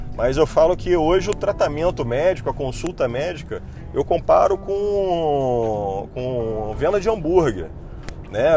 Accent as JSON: {"language": "Portuguese", "town": "Niterói", "region": "Rio de Janeiro", "country": "Brazil", "said": "Eu fazia consultório em Niterói, que eu sou de Niterói e queria manter a minha portinha aberta aqui"}